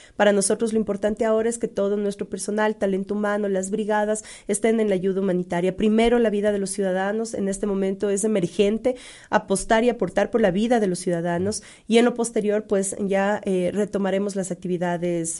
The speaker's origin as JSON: {"language": "Spanish", "country": "Ecuador"}